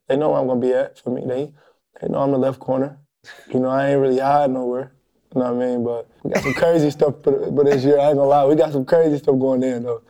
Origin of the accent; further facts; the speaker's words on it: Detroit, Michigan, United States; growing up in Detroit